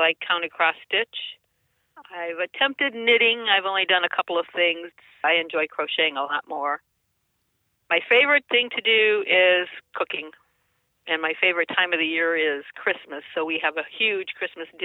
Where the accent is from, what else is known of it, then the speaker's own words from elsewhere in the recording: Cleveland, Ohio, United States; also born or lived in Columbus, Ohio; I was born in Columbus, Ohio, but I was raised in Cleveland, and I graduated from Strongsville High School